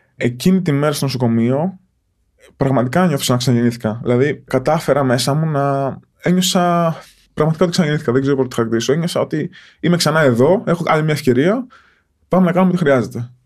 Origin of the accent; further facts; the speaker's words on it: Porto Rafti, Attica, Greece; όταν μετακομίσαμε στο Πόρτο Ράφτη, εκεί που μεγάλωσα